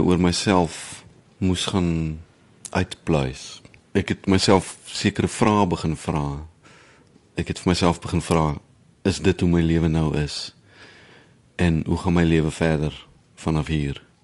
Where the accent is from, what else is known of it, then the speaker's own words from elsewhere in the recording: South Africa; moved away as an adult; also born or lived in Bloemfontein / Netherlands; Ek is in die Oos-Kaap gebore. Ek het op verliesdop groot geword